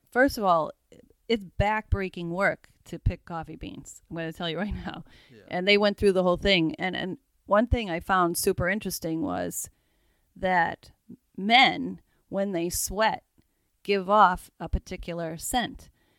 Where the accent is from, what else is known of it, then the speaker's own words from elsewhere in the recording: Massachusetts, United States; We're from Massachusetts.